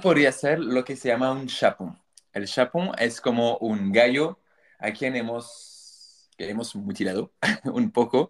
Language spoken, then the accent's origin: Spanish; France; Spanish is a second language; also born or lived in Chile; yo soy francés, tengo 34 años